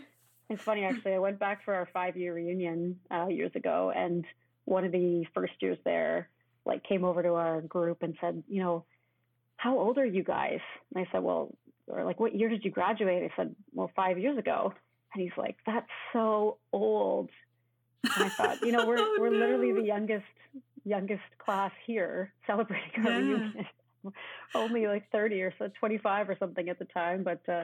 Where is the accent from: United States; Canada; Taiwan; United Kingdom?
Canada; Victoria, British Columbia; born there; also born or lived in Chilliwack / Ottawa; I was born in Victoria. He was working at Railroads as a DSM. And then moved to Chilliwack. We were there for a couple of years. And we really loved BC